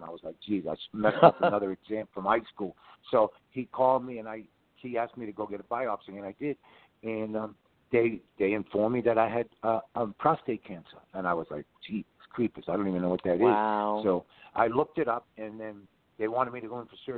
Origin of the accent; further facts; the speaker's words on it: Boston, Massachusetts, United States; I was from Mission Hill